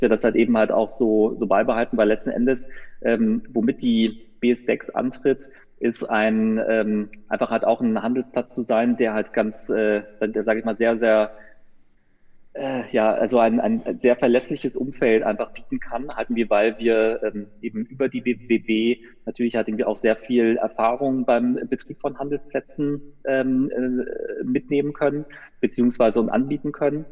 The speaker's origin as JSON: {"language": "German", "town": "Düsseldorf", "region": "North Rhine-Westphalia", "country": "Germany", "tie": "born or raised there", "also_born_or_lived": "Münster", "said": "ich komme nicht gebürtig aus Münster, ich bin gebürtig aus Düsseldorf, also aus dem Rheinland"}